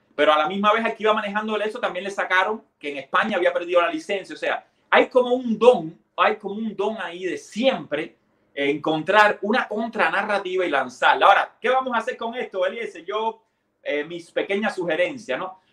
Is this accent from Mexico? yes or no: no; Cuba; moved away; salimos de Cuba